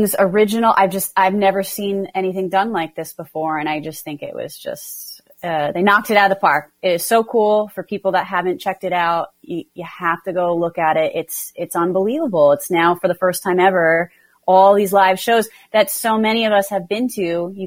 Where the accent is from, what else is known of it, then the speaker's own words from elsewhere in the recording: New Jersey, United States; I'm from New Jersey